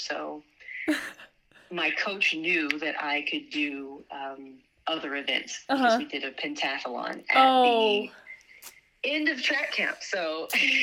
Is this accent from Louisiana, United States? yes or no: yes; Louisiana, United States; I grew up in Louisiana